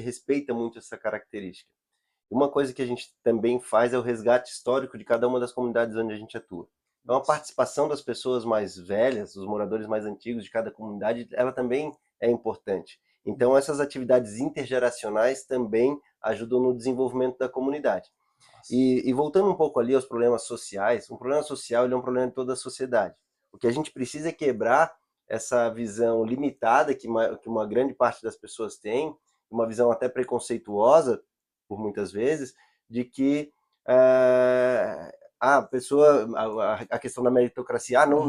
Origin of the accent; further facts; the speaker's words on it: Florianópolis, Santa Catarina, Brazil; eu moro na ilha, sou nativo, sou manezinho